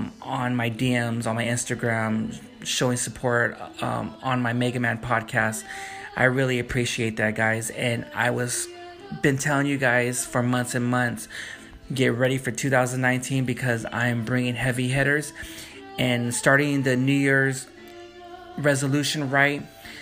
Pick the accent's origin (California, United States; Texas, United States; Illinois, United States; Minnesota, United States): California, United States; Wilmington; you and I, we both live in we grew up in the Wilmington area.